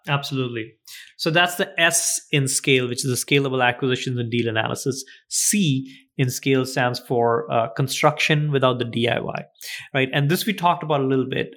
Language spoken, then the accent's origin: English; India; moved away; we grew up in India.